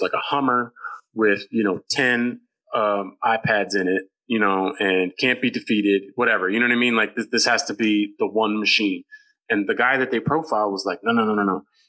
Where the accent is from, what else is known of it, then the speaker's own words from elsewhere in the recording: Oakland, California, United States; I'm from Oakland. I'm all about the cause.